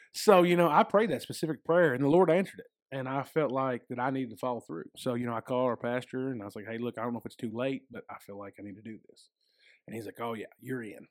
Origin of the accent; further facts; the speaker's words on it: United States; I was born and raised in a Baptist church, um, out in West Davis County.